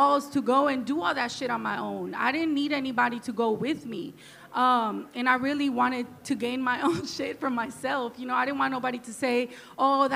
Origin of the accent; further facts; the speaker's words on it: Oakland, California, United States; I grew up in East Oakland, down the street from the train yard